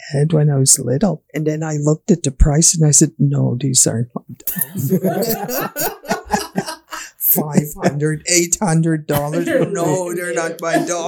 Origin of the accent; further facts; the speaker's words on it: Piikani Nation, Alberta, Canada; our Piikni Nation too, and Siksika Nation